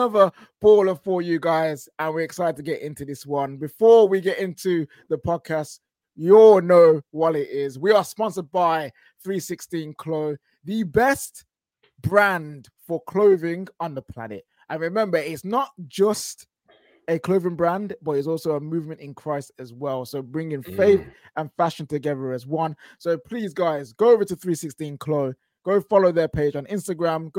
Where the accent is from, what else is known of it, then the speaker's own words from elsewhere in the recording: Birmingham, West Midlands, United Kingdom; I'm from Birmingham